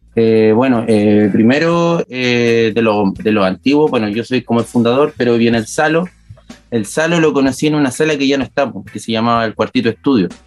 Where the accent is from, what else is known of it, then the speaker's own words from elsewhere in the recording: Concepción, Biobío, Chile; Nosotros somos de acá, pues, somos penquistas, pencochas